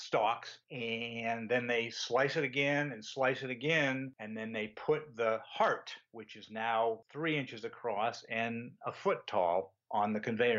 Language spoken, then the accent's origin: English; Connecticut, United States; moved away as an adult; also born or lived in North Carolina / Switzerland; now in Maine, United States; I grew up in Connecticut